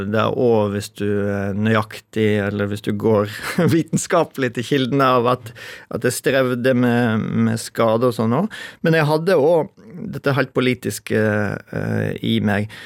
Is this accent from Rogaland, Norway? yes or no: no; Skjeldal, Vestland, Norway; Da begynte det stilt og snø på Skjeldal, men var der med familien min. der jeg vokste opp.